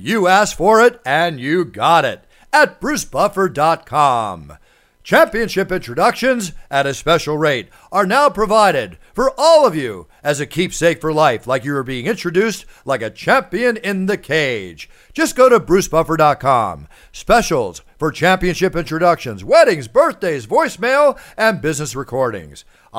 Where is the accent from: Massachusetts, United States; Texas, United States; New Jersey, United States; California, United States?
California, United States; Malibu; I, in my early days growing up in Malibu